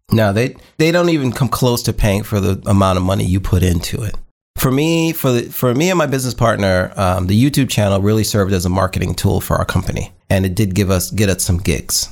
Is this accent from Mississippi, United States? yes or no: no; New York, United States; moved away; I'm from New York